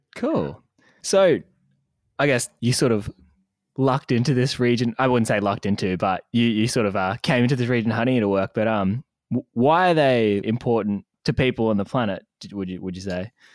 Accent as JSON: {"language": "English", "town": "Wollongong", "region": "New South Wales", "country": "Australia", "said": "I'm actually from Wollongong"}